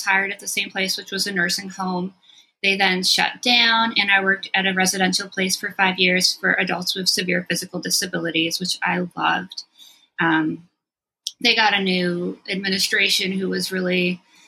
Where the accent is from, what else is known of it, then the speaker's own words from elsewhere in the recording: Long Island, New York, United States; moved away as an adult; also born or lived in France; now in Philadelphia, United States; I was born in France. When I was 2, we came back to the States, where my dad is from, and I grew up on Long Island. I came to Philly to go to Temple in 1995, and I'm still here.